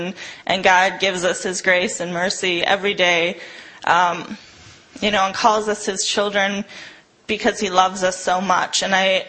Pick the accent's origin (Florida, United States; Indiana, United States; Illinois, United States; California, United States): Illinois, United States; Chicago; also born or lived in Hudson, Wisconsin; now in Milwaukee, United States; I'm from Hudson, up by Minneapolis, originally from Chicago, but that's where I was living before I came here.